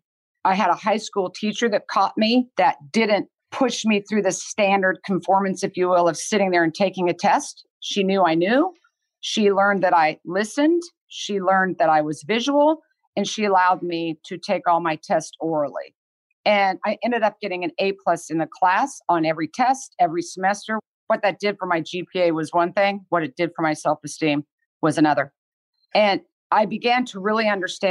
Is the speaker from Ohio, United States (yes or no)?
no; Kansas, United States; moved away; I grew up in Kansas and I had two amazing parents